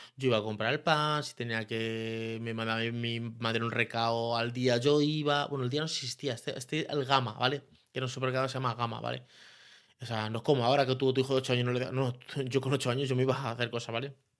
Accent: Leganés, Community of Madrid, Spain; soy de San Nicasio puro y duro

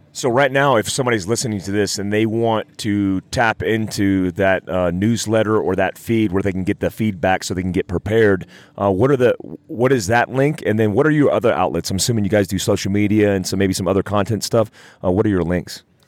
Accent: North Carolina, United States; I grew up in North Carolina and I had a mud Jeep

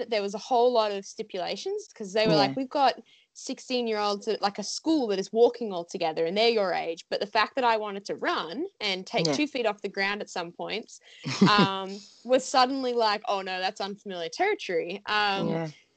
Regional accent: Australia; as an Aussie athlete

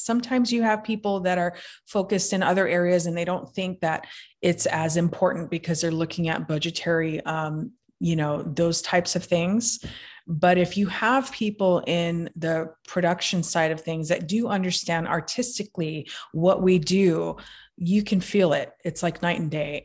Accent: Hawaii, United States; I'm from Hawaii

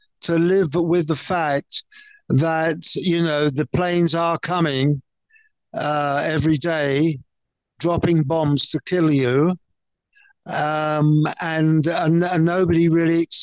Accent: London, United Kingdom; being a Cockney boy

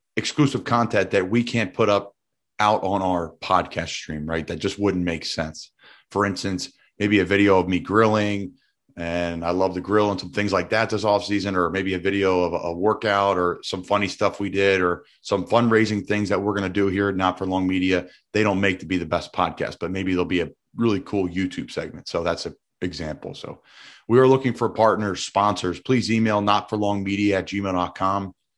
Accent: Doylestown, Pennsylvania, United States; I'm from Doylestown, Bucks County, Pennsylvania

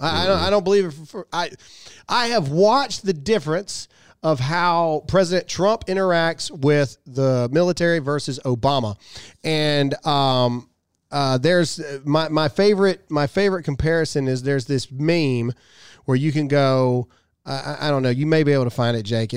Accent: Mississippi, United States; I'm from Mississippi

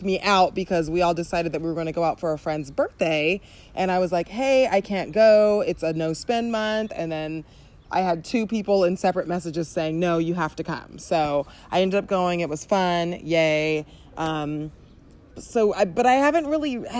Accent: Southern California, United States; we talk like this because we're from Southern California.

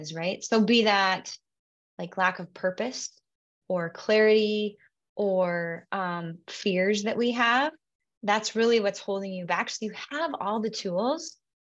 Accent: Williston, North Dakota, United States; also born or lived in Bismarck, North Dakota / Fargo, North Dakota / Scottsdale, Arizona; I am a North Dakota native. I grew up in Williston, North Dakota, up until high school

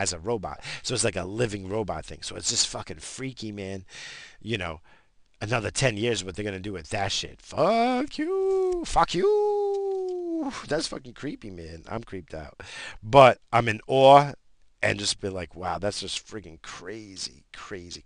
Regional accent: United States; I'm American

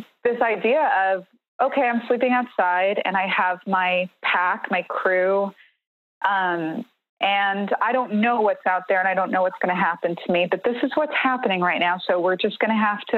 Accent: New York City, New York, United States; when I was a kid growing up in New York City, I grew up in the Bronx

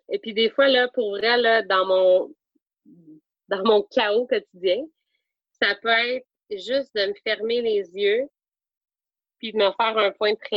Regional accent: Magdalen Islands, Quebec, Canada; je ne cacherai pas que je suis pas de la Madeleine pour rien.

